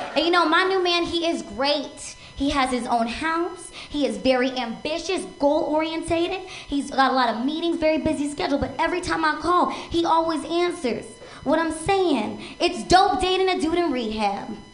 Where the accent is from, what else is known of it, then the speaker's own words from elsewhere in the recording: Seattle, Washington, United States; now in Los Angeles, United States; I'm originally from Seattle